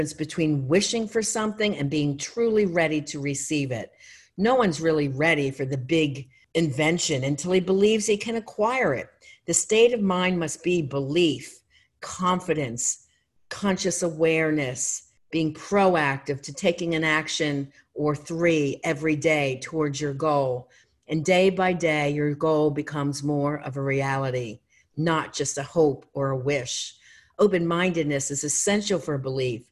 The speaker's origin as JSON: {"language": "English", "town": "Philadelphia", "region": "Pennsylvania", "country": "United States", "also_born_or_lived": "Erie, Pennsylvania", "moved": "yes", "said": "I'm not from there, I'm from Philadelphia"}